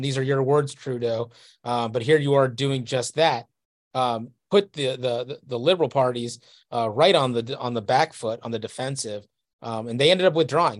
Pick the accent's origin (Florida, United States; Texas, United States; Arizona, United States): Texas, United States; I grew up in Texas in the nineties